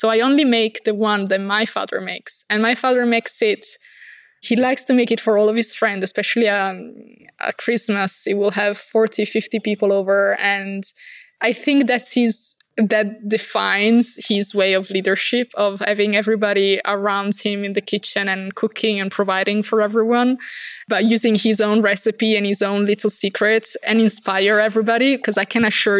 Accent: Verona, Veneto, Italy; I come from Verona, which is like an hour and a half drive from Milan

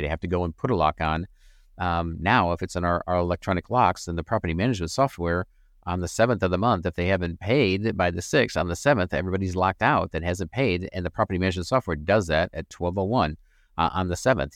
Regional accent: Flint, Michigan, United States; moved away; Flint, Michigan, that was my hometown, sorry, originally from

